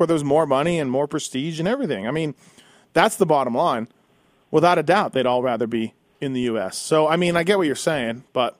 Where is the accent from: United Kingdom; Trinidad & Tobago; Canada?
Canada; I'm Canadian. You guys know I love it up there.